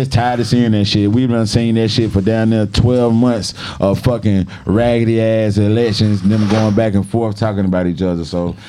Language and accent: English; Atlanta, Georgia, United States; You know, growing up in Atlanta, we talking about.